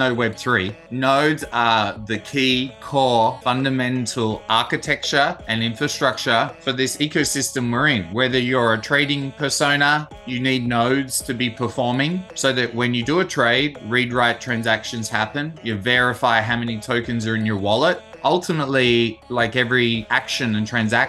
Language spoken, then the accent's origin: English; Perth, Western Australia, Australia; I grew up in Perth